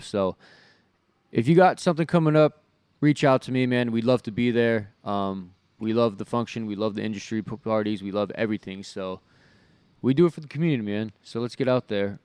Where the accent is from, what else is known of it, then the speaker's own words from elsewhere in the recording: Southern California, United States; growing up in Southern California